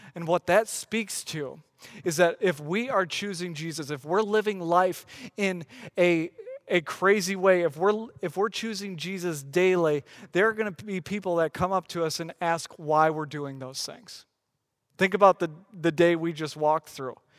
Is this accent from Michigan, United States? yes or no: yes; West Michigan, United States; I grew up in West Michigan.